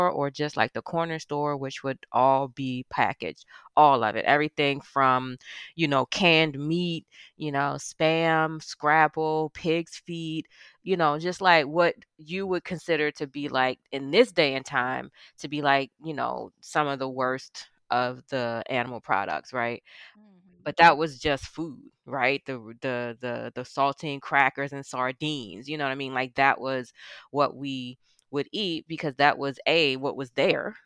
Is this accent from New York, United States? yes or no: no; Baltimore, Maryland, United States; Born and raised in Baltimore in the housing projects